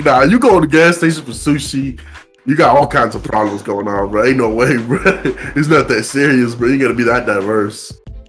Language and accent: English; United States; Good thing I'm an American.